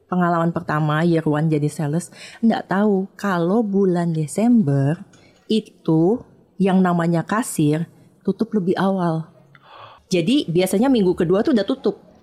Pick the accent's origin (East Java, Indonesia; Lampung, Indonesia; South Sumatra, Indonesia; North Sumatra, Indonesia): South Sumatra, Indonesia; Lubuklinggau; moved away as an adult; also born or lived in Jakarta; Aku ini anak daerah, hmm. aslinya dari kota Lubuk Linggau, Sumatera Selatan